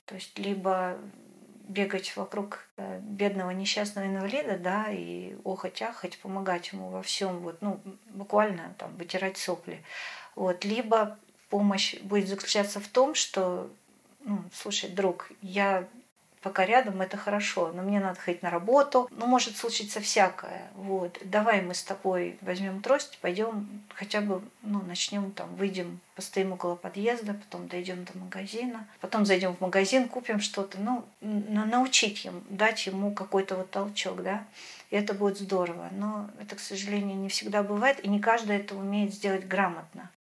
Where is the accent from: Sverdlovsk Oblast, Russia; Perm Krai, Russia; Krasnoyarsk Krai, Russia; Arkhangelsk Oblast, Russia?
Arkhangelsk Oblast, Russia; Severodvinsk; moved away as an adult; Мой родной город – это Северодвинск, Архангельская область, берег Белого моря. Прожила я там до 23 лет